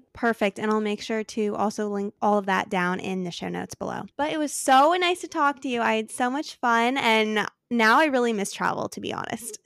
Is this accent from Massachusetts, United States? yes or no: no; Arizona, United States; now in San Diego, United States; I grew up in Arizona